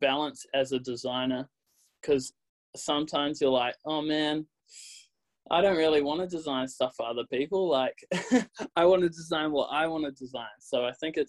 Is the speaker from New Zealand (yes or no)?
yes; New Zealand; accent: Kiwi; my Kiwi accent